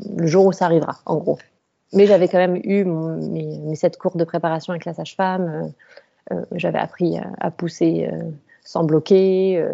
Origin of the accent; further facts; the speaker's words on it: Colmar, Grand Est, France; je viens de la région de Colmar